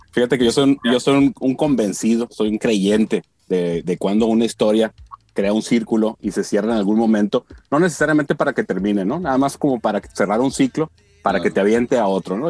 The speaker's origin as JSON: {"language": "Spanish", "region": "Sinaloa", "country": "Mexico", "said": "yo que soy de Sinaloa"}